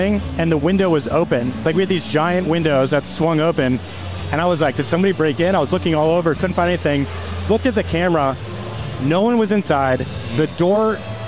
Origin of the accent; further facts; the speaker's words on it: Pennsylvania, United States; in Pennsylvania at Voodoo Brewing Company, which is actually where I started my career in the craft beer. I worked there 11 years ago. So it's cool to go home in my hometown